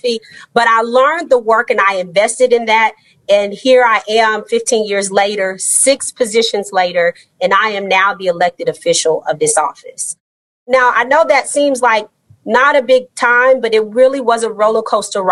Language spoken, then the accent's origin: English; Austin, Texas, United States; now in Houston, United States; I'm a Texas girl. I was raised in Austin, Texas, and moved to Houston more than 20 years ago